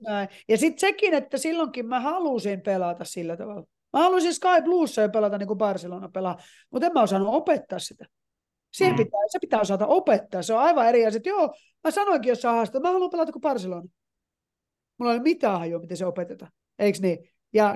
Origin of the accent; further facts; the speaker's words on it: Finland; moved away as an adult; also born or lived in United States; mä tulin Suomeen